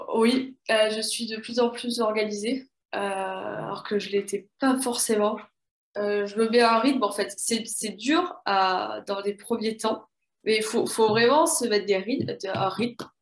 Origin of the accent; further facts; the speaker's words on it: south-west France, France; je suis originaire du sud-ouest de la France. Donc j'ai baigné depuis toute petite entre, euh, Océan et Montagne